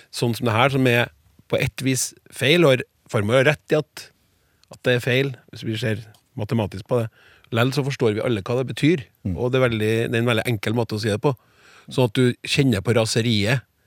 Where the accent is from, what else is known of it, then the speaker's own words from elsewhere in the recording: Trøndelag, Norway; Jeg får lyst som trønder til å si hæ